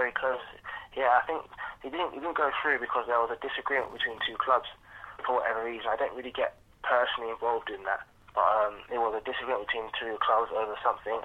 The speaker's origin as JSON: {"language": "English", "region": "London", "country": "United Kingdom", "said": "I'm from London"}